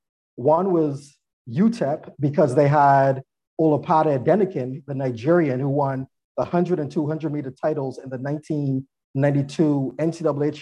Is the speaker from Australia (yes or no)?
no; Barbados; moved away; I'm originally from Barbados